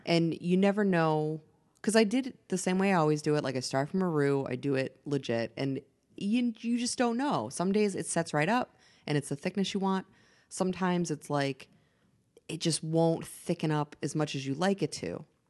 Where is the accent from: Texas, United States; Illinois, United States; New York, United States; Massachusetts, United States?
Massachusetts, United States; moved away; I'm from Massachusetts.